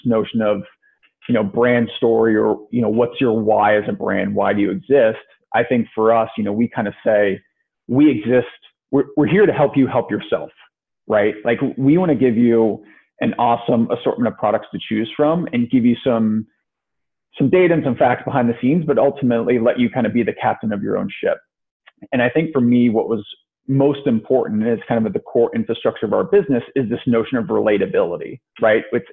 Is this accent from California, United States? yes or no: no; Ohio, United States; moved away as an adult; also born or lived in New England / New York / Chicago; I'm from Ohio originally, went to school in New England, kind of spent some time working in New York in finance, ended up moving to Chicago